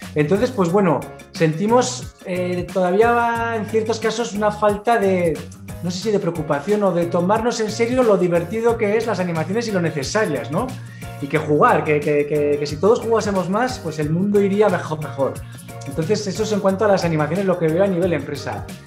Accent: Pamplona, Navarre, Spain; No solo estamos en Pamplona, donde somos nacidos en Pamplona

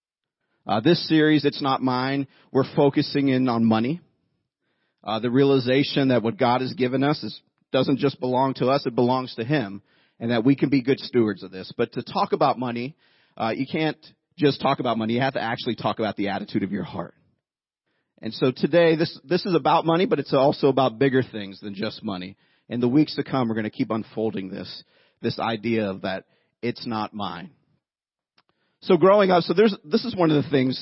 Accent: Youngstown, Ohio, United States; I grew up in Youngstown, Ohio.

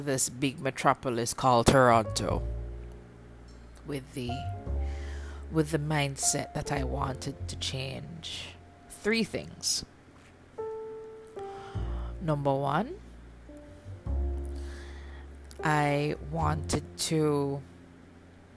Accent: Kingston, Jamaica; moved away as an adult; now in Canada; I'm from Kingston, Jamaica, and I'm also a Canadian newbie

